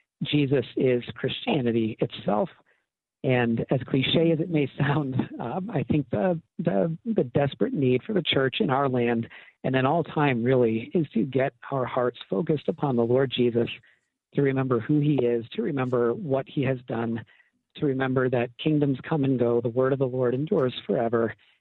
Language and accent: English; New England, United States; I'm from New England, naturally